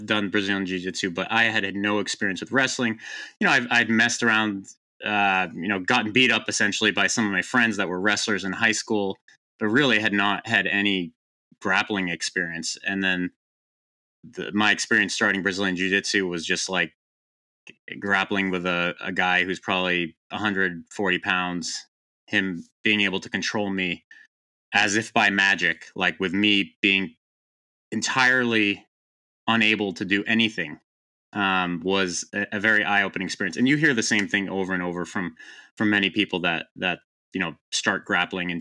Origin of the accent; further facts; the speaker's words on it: Boston, Massachusetts, United States; I grew up in the Boston area in the U.S.